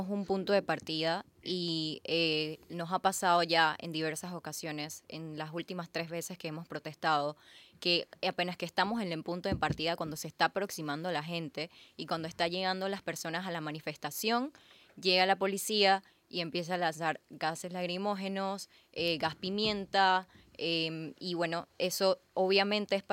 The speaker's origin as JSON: {"language": "Spanish", "country": "Panama", "said": "Y bueno, estamos uniéndonos para que todos eh, como panameños estemos unidos hacia la presidencia protestando en contra del contrato minero."}